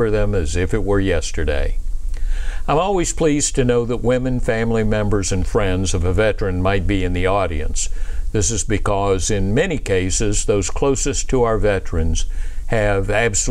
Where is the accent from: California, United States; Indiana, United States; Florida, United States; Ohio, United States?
Florida, United States; Pensacola; now in Atlanta, United States; I was raised in Pensacola, Florida